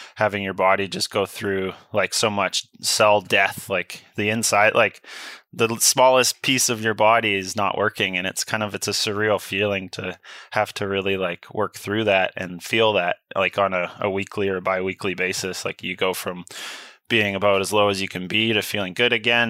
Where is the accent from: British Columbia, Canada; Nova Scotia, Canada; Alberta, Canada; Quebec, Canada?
British Columbia, Canada; Sunshine Coast; I grew up on the Sunshine Coast